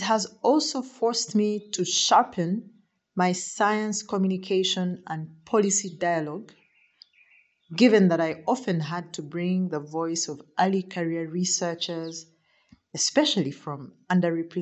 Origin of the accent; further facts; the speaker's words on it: Uganda; I am from Uganda